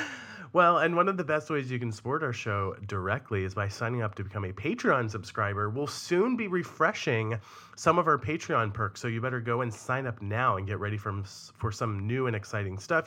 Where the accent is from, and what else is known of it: Cumberland, Maryland, United States; born or raised there